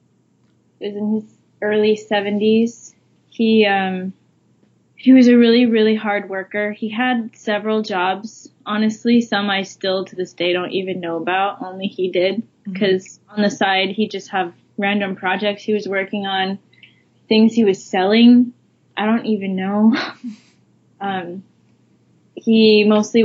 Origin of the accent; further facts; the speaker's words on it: Idaho, United States; now in Hawaii, United States; I'm from Idaho originally.